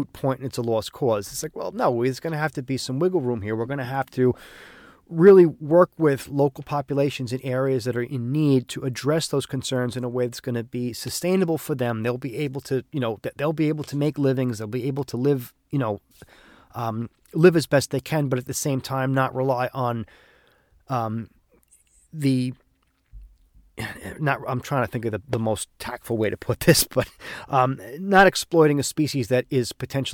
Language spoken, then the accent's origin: English; New York, United States; I'm from New York.